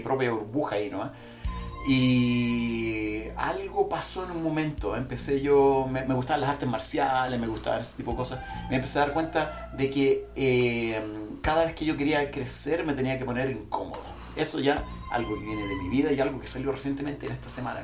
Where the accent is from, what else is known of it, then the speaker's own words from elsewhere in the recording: Chile; also born or lived in Central America; nací en Centroamérica y crecí en, aquí en Chile